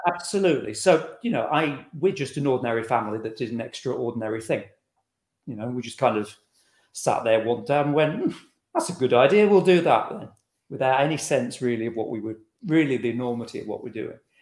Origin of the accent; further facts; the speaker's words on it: Scotland, United Kingdom; We're from Scotland